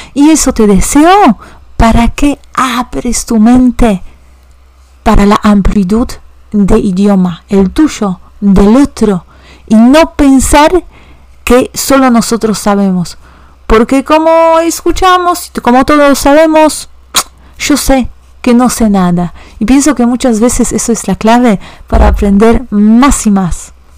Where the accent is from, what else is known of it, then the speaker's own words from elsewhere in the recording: Warsaw, Masovian Voivodeship, Poland; first language Polish; Spanish is a second language; yo soy de Varsovia